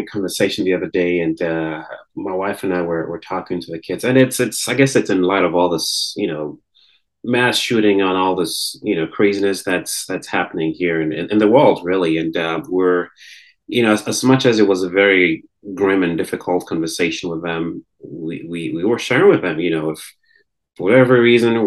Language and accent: English; Ghana; moved away; I grew up in Ghana in the in the West African sub-region.